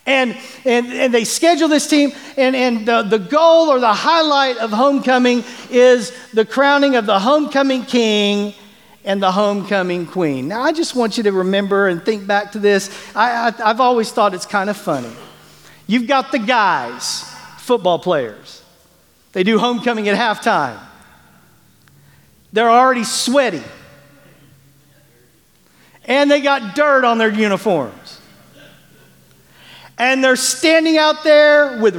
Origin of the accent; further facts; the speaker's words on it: Bartlesville, Oklahoma, United States; moved away; growing up in Bartlesville, Oklahoma